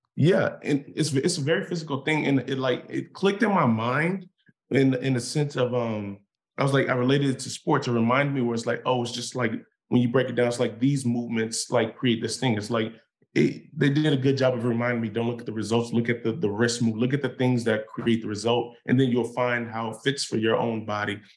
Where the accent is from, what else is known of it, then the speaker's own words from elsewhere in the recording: Inglewood, California, United States; when I grew up in Inglewood